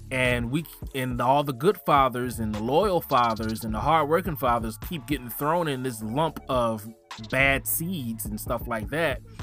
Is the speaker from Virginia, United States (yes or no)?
yes; Richmond, Virginia, United States; moved away as an adult; also born or lived in Philadelphia, Pennsylvania / Oklahoma; I claim Richmond as my neutral spot, my, my home, because when I, I moved from Philly to Richmond when I was eight, and Richmond raised me